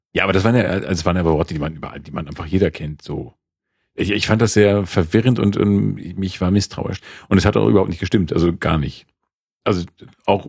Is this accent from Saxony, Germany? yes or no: no; Schleswig-Holstein, Germany; als äh, Holsteiner